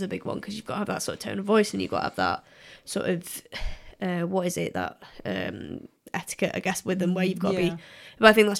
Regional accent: Manchester, North West England, United Kingdom; especially as a Mancunian

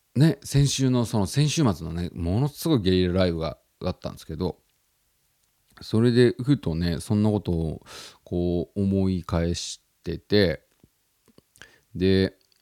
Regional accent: Tottori, Japan; moved away as an adult; also born or lived in Osaka; now in Tokyo, Japan; 僕が育ってきたそのふるさとの鳥取県っていう場所なんですけど

